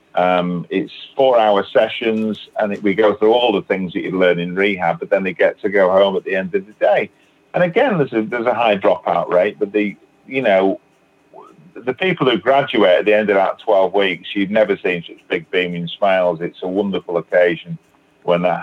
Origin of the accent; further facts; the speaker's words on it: Manchester, North West England, United Kingdom; now in Batley, United Kingdom; I'm originally from Manchester in England